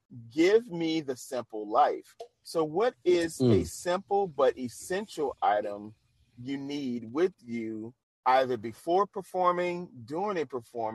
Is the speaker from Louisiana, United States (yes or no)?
yes; New Orleans, Louisiana, United States; me being from the South, I don't really have the accent that most people from New Orleans have. So it makes it hard. They're like, you're from New Orleans? I'm like, yeah.